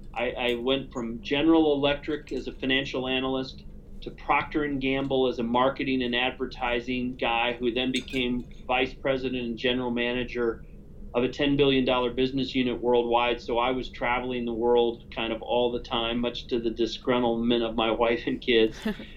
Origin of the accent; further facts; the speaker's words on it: Cincinnati, Ohio, United States; moved away as an adult; also born or lived in Virginia / Kobe, Japan / Hong Kong / China; now in Arizona, United States; I was born and raised in Cincinnati, Ohio.